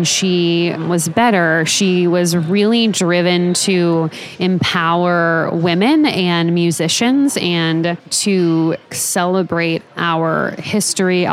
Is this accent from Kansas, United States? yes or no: yes; Topeka, Kansas, United States; I'm from Topeka. We'd go to like the same Mexican restaurant like at least three times a week growing up